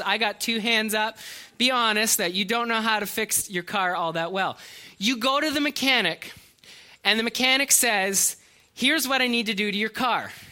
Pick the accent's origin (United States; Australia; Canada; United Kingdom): Canada; we're Canadian